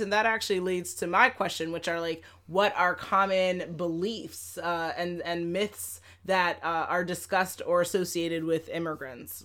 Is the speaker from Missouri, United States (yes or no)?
no; New York City, New York, United States; I grew up in Manhattan, Lower East Side of Manhattan